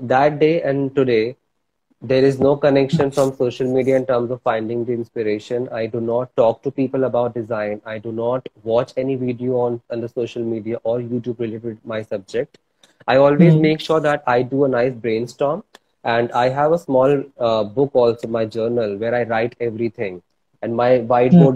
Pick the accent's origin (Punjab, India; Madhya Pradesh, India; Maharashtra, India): Madhya Pradesh, India; Bhopal; moved away as an adult; now in Mumbai, India; i'm originally from bhopal madhya pradesh and uh, it's been 11 years i'm practicing designing and art in mumbai